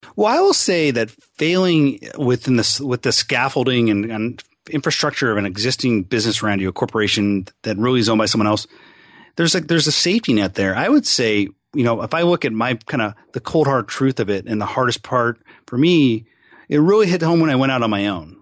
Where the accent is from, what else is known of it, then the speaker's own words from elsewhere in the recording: Seattle, Washington, United States; also born or lived in California / Arizona; I'm a pretty much lifelong Seattle guy